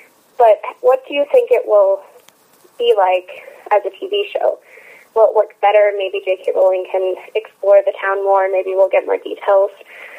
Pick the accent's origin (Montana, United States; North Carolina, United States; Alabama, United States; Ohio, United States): Montana, United States; Beulah; I'm from the Beulah, Montana. You might know it better as the town where Hank Green's from.